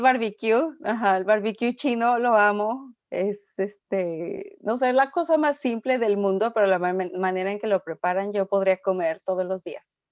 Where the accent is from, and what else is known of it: Mexico; moved away as an adult; also born or lived in Xiamen / Shanghai / Hong Kong